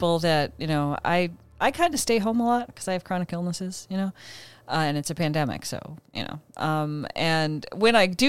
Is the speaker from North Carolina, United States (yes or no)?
no; Illinois, United States; accent: Chicago; Because I have a Chicago accent that I suppress for the most part. And so they figured, okay, you're from Chicagoland area and all that. And I have relatives that have lived there that have the accent. I grew up with the accent, didn't know I had it, you know?